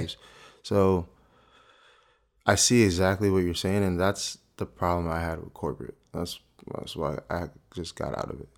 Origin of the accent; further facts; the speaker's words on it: South Orange, New Jersey, United States; also born or lived in Newark, New Jersey; I think I was born in Newark. Um, I've been in, like, South Orange my whole life